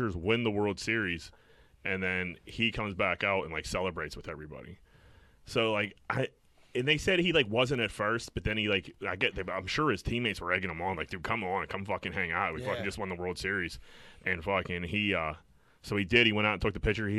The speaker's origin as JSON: {"language": "English", "town": "Pittsburgh", "region": "Pennsylvania", "country": "United States", "said": "I'm from Greenfield"}